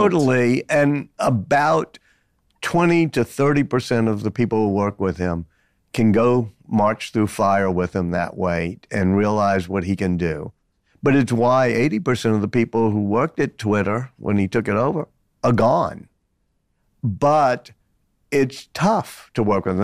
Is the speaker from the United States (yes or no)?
yes; New Orleans, Louisiana, United States; I grew up in New Orleans and still go back there, still live with about eight blocks from where I was born.